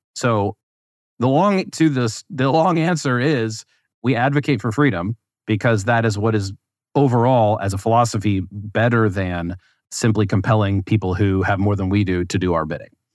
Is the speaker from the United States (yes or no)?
yes; West Virginia, United States; I grew up in West Virginia